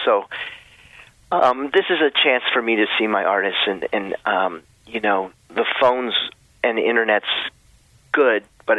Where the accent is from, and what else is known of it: Allentown, Pennsylvania, United States; born or raised there; moved away